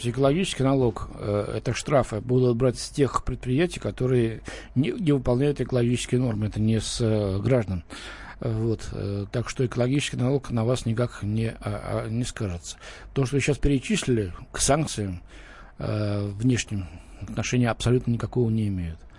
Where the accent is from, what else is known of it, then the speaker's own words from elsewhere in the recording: Moscow, Russia; Э, Лен, мы с тобой москвичи